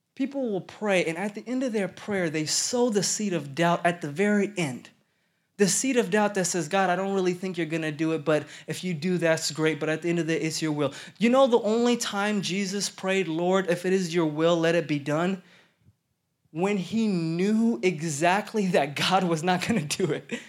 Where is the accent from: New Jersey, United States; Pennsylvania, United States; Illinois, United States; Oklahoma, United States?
Oklahoma, United States; Stillwater; also born or lived in Denver, Colorado; now in Dallas, United States; I grew up in Stillwater, Oklahoma